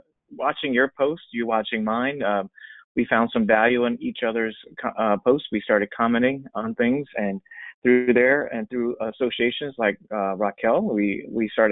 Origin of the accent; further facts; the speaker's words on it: Los Angeles, California, United States; I grew up in Los Angeles, California, in the heart of entertainment